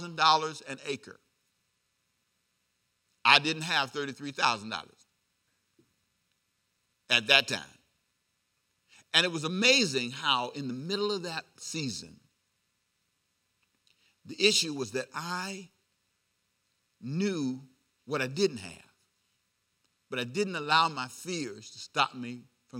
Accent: Los Angeles, California, United States; I lived down the street from USC. University of Southern California.

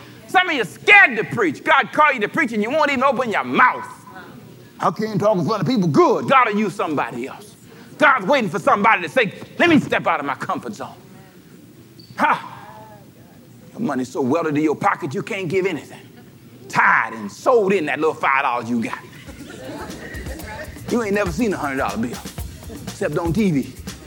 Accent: Los Angeles, California, United States; I grew up in South Central, lived in an apartment all my life

